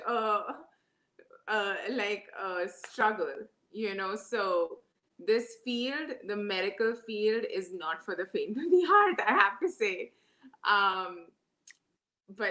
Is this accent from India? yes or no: yes; Mumbai, Maharashtra, India; moved away as an adult; also born or lived in Moscow, Russia; now in New York City, United States; I grew up in Mumbai, schooling and my plus two, which is considered college in India